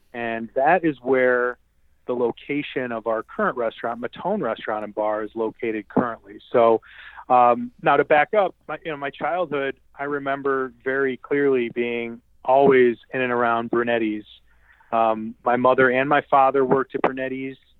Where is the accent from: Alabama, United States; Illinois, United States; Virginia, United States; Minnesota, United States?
Illinois, United States; Westchester; I grew up in Westchester, Illinois